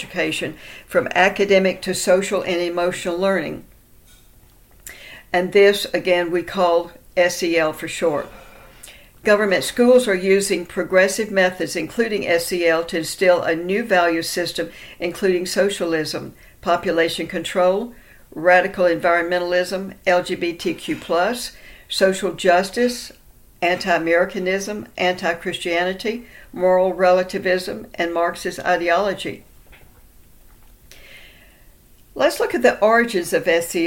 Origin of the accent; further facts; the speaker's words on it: Texas, United States; In Texas, my home state